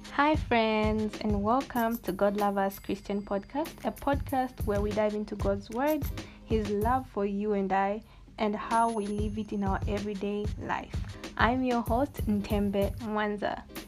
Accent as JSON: {"language": "English", "town": "Luanshya", "region": "Copperbelt Province", "country": "Zambia", "said": "I'm from Luansha, the small town that produces great giants."}